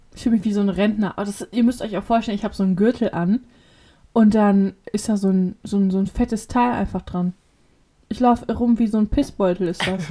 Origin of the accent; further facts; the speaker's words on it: Witten, North Rhine-Westphalia, Germany; bei uns in Witten